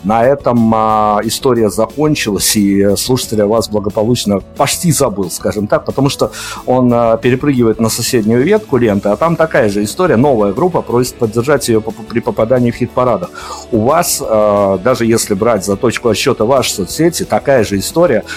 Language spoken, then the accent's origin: Russian; Belarus; мы-то, как белорусы